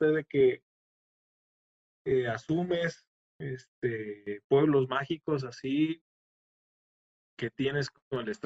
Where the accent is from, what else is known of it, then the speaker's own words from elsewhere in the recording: Mexico; siendo yo mexicano